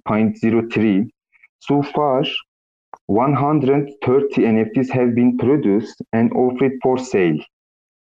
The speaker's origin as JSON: {"language": "English", "country": "Turkey", "second_language": "English", "said": "from Turkey. I'm 77 years old. My English is not very good"}